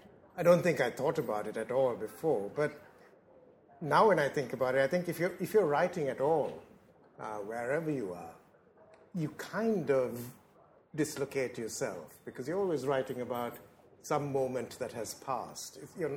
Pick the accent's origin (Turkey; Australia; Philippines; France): Philippines; moved away as an adult; now in England, United Kingdom; when I came to London, when I came to England to live, I came from the Philippines. And I came from a country which was very, very unusual in Asia. It was regarded then as an English-speaking country.